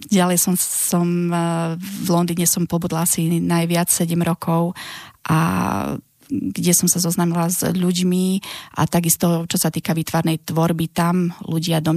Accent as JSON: {"language": "Slovak", "town": "Nitra", "region": "Nitra Region", "country": "Slovakia", "moved": "as an adult", "said": "pochádzam z Nitry, som výtvarnička, mám 44 rokov"}